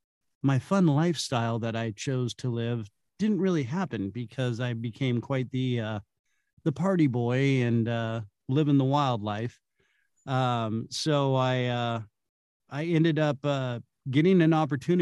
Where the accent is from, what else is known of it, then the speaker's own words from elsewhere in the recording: Santa Cruz Hills, Bay Area, California, United States; I'm originally from California. I'm a Bay Area native. Grew up in the Santa Cruz Hills